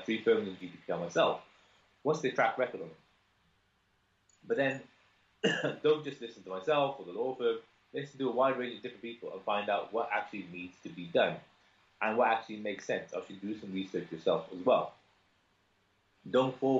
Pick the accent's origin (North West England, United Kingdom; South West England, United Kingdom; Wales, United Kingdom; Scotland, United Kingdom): Wales, United Kingdom; Cardiff; I'm from Cardiff